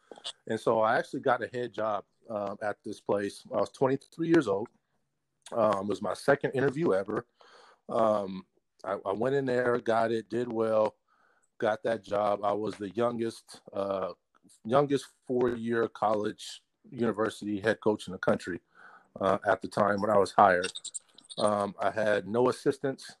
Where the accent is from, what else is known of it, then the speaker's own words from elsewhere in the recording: Portland, Oregon, United States; We're both from Portland